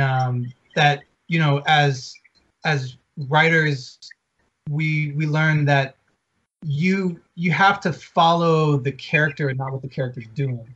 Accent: Atlanta, Georgia, United States; now in Los Angeles, United States; we're from Atlanta. We live

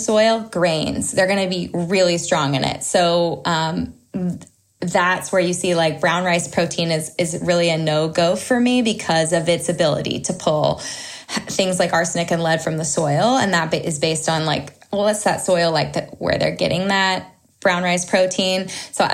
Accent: Southern California, United States; We grew up in Southern California. My husband and I both did

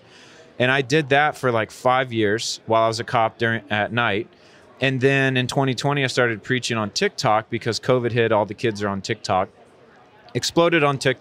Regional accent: United States; I'm an American missionary

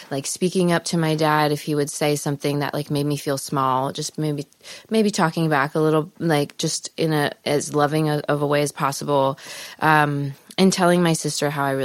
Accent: Palos Verdes, California, United States; Los Angeles. Actually, Palos Verdes.

